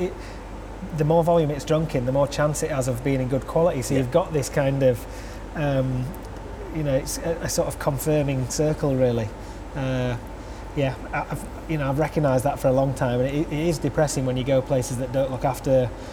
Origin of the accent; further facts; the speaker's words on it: Huddersfield, Yorkshire and the Humber, United Kingdom; I'm from Huddersfield and I created a, a brewery here.